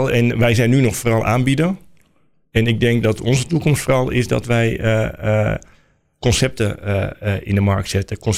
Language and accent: Dutch; Netherlands; we zijn Nederlanders.